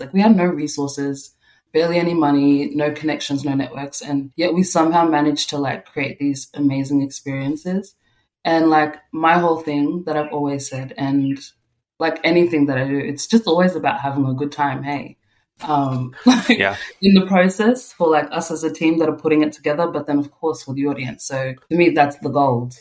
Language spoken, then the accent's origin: English; Melbourne, Victoria, Australia; I was born in Australia in on Bunurong country in Melbourne, and my parents came from South Sudan, so I'm first generation um, Australian here.